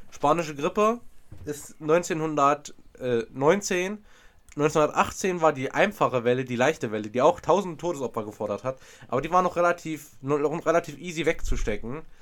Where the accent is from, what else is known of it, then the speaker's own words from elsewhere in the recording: Thuringia, Germany; ganz unbekannt hier irgendwo in Thüringen, aber ich bin durch eine, eine ganz weit entfernte Stadt von meinem Heimatort gefahren, das heißt Sondershausen.